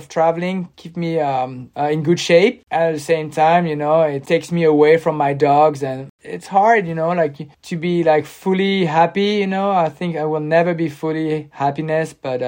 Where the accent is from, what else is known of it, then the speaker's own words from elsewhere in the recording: Cannes, Provence-Alpes-Côte d'Azur, France; moved away as an adult; now in Normandy, France; I grew up in Cannes and I stayed my whole life there, like 35 years, mm-hmm. 36 years.